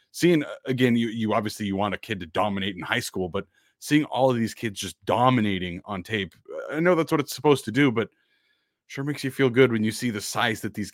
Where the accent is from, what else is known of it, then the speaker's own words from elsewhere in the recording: Idaho, United States; Southern Idaho, and I, I, think a lot of people are from Southern Idaho. Not a whole lot of college talent produced in Jerome, Twin Falls area.